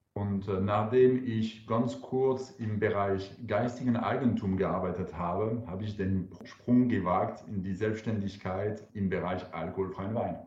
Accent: France; German is a second language; now in Karlsruhe, Germany; Ich bin Franzose.

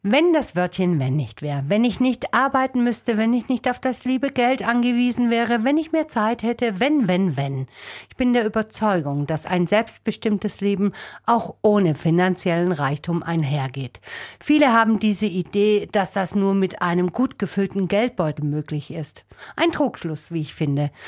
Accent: Germany; bei uns in Deutschland

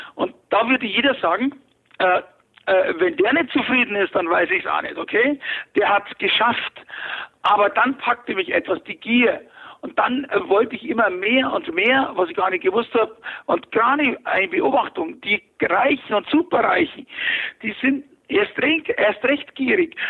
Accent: Fürstenfeldbruck, Bavaria, Germany; ich bin geboren 1955 in Fürstenfeldbruck bei München

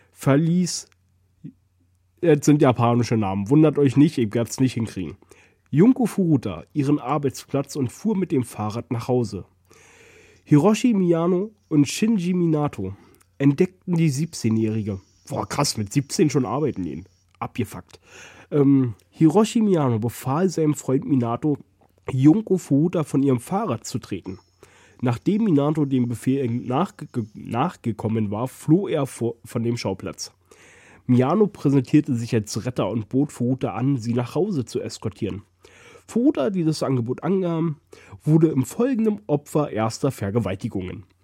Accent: Germany; Oh Gott, ich bin froh, dass ich in Deutschland groß geworden bin.

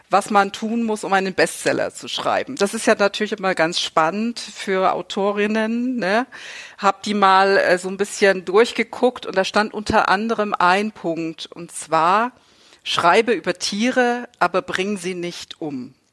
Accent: Saxony, Germany; moved away; Ich stamme ja ur ursprünglich aus Sachsen, bin hier vor knapp zehn Jahren hochgezogen in den Norden

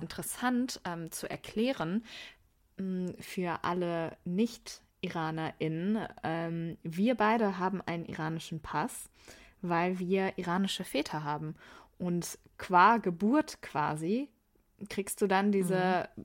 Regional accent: Wuppertal, North Rhine-Westphalia, Germany; now in Meerbusch, Germany; jetzt bei mir in dem Teil von Wuppertal, wo ich aufgewachsen bin

